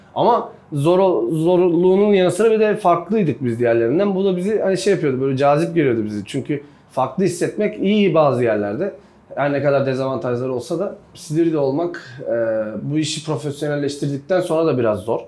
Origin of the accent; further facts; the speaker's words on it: Bulgaria; 7 ee, Mart 1990'da Bulgaristan'da doğdum. Bulgaristan göçmeni bir ailenin çocuğuyum.